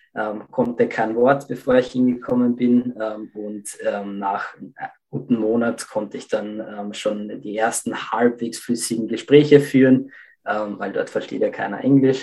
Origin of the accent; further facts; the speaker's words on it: Lower Austria, Austria; ich bin in Österreich aufgewachsen, im Bereich Niederösterreich